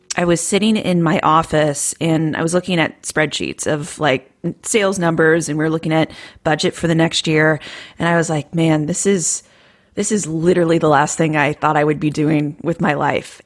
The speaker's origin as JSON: {"language": "English", "region": "Iowa", "country": "United States", "moved": "yes", "said": "I'm from Iowa."}